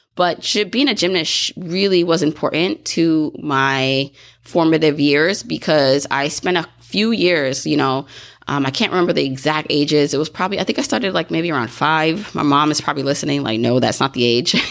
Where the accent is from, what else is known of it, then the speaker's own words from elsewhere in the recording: Brooklyn, New York, United States; I grew up in Brooklyn